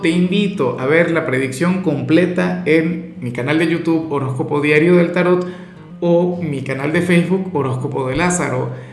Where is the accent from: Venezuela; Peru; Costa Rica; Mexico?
Venezuela; yo particularmente soy, claro, venezolano